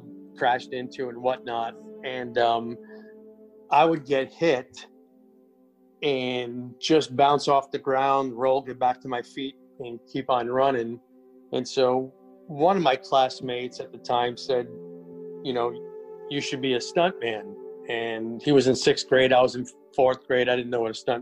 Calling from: Wilmington, North Carolina, United States; calling from Wilmington, North Carolina

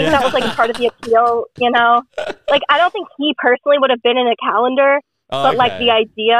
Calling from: the South, United States; So I'm just gonna say the Southern United States.

